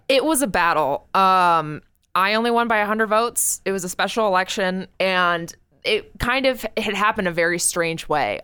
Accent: New Hampshire, United States; It's my home state

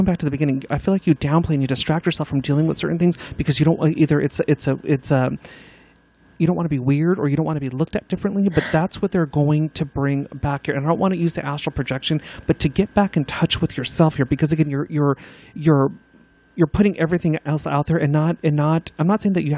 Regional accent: Simi Valley, California, United States; I grew up in, do you know where Simi Valley's at?

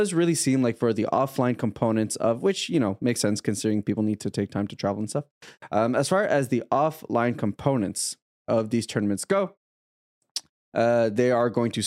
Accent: Canada; I'm Canadian

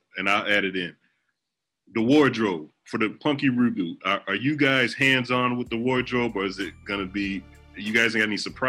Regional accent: Chicago, Illinois, United States; I'm from Chicago

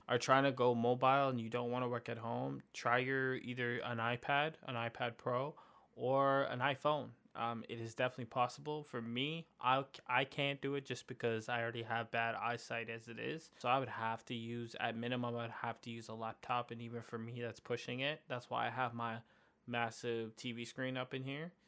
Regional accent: Canada; we're from Canada

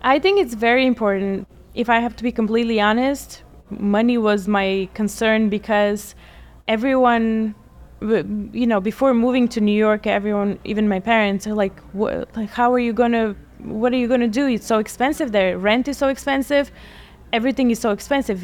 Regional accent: Bulgaria; also born or lived in Atlantic City, United States; now in United States; I am originally from Bulgaria. I've been in the States for about 18 years now.

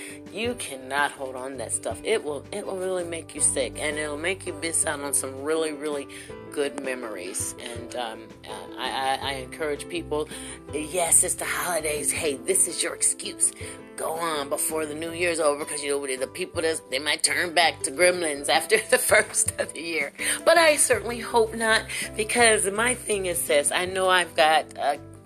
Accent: Ohio, United States; now in Kentucky, United States; I'm from Ohio

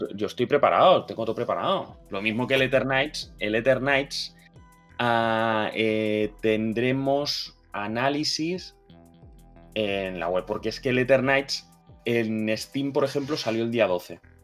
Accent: Catalonia, Spain; como catalán que soy

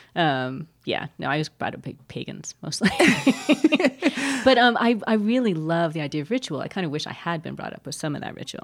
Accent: California, United States; now in New Mexico, United States; I grew up in California, which is like the breadbasket or one of them of California, and I never that never was a draw to me until I moved to New Mexico

